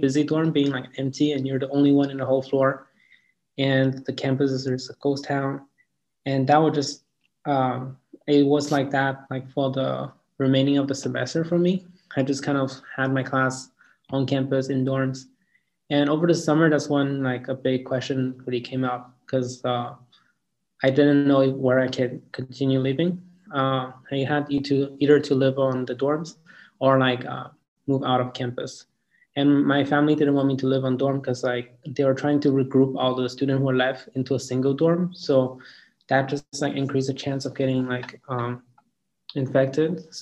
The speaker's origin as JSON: {"language": "English", "town": "Yaoundé", "region": "Centre", "country": "Cameroon", "also_born_or_lived": "Dallas", "moved": "yes", "said": "I'm originally from Yaoundé, Cameroon, which is located in Central Africa."}